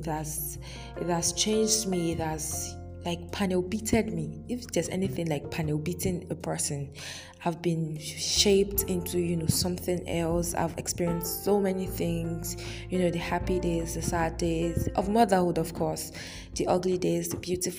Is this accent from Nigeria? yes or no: yes; Nigeria; as an African, as a Nigerian to be specific, as a Yoruba lady